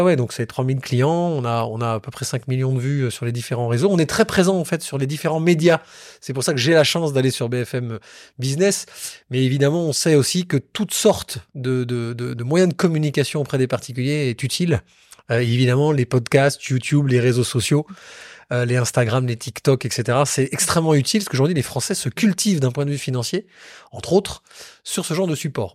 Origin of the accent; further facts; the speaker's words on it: Bordeaux, Nouvelle-Aquitaine, France; je suis bordelais